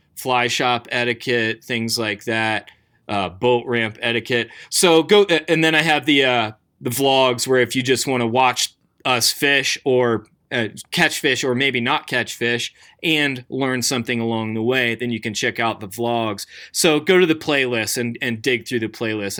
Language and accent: English; outside of Baltimore, Maryland, United States; moved away as an adult; also born or lived in Colorado; I grew up in Maryland, uh, outside of Baltimore.